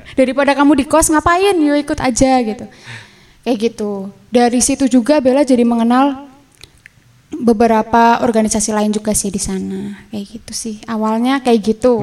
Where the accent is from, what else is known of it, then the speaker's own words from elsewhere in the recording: Bumiayu, Central Java, Indonesia; saya dari Bumi Ayu